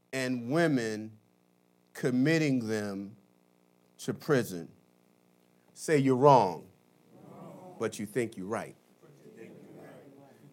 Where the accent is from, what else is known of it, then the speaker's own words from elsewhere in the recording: Philadelphia, Pennsylvania, United States; many of the things I experienced as a child growing up in North Philadelphia